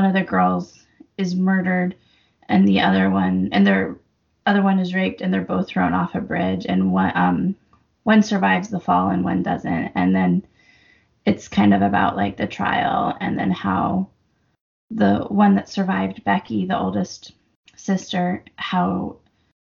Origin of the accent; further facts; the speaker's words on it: Casper, Wyoming, United States; moved away; my hometown